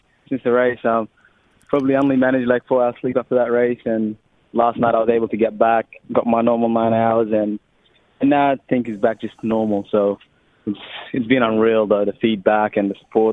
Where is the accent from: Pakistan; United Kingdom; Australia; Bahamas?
Australia; accent: Australian; also born or lived in Sudan; We've got the Australian accent, been here since 10 years old